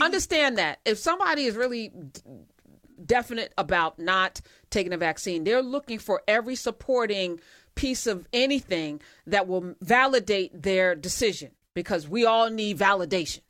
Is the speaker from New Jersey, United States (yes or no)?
yes; East Orange, New Jersey, United States; my hometown of East Orange